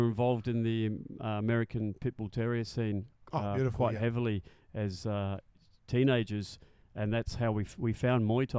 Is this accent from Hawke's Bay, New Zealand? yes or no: no; Auckland, New Zealand; also born or lived in Stirling, Scotland / Wellington, New Zealand / United Kingdom; now in Australia; growing up in South Auckland was quite colourful